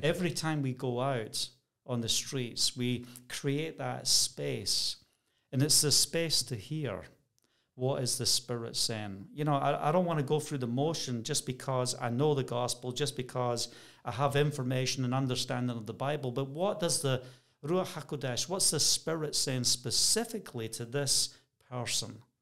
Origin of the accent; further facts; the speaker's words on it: Scotland, United Kingdom; moved away as an adult; also born or lived in Bracknell, Berkshire; I'm Scottish